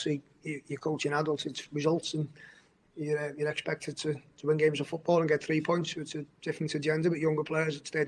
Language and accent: English; Kirkby, North West England, United Kingdom; Where the academy is based in Kirby is my hometown. So when I was growing up, that was public playing fields